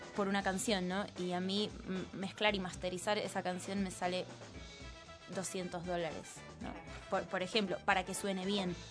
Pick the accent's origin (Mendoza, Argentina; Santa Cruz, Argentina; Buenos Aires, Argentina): Buenos Aires, Argentina; moved away as an adult; now in Mexico; nací acá, crecí acá y siempre me consideré súper como porteña